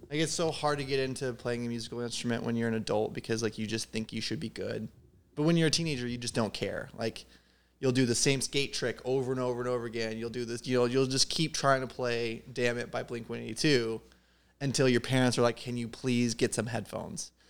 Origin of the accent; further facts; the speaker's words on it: Southern Illinois, United States; I grew up in Southern Illinois